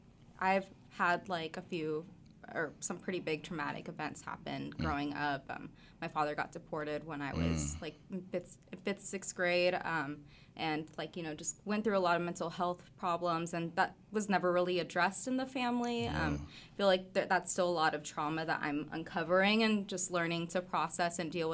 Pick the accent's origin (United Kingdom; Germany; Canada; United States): United States; Rogers, Arkansas; also born or lived in Fayetteville / Springdale; Yeah, I was. I was born in Fayetteville, in the women's clinic. I can't remember exactly what it's called, but was raised in Springdale up until I was about 7 years old. Mm-hmm. And then we moved to my grandparents in Rogers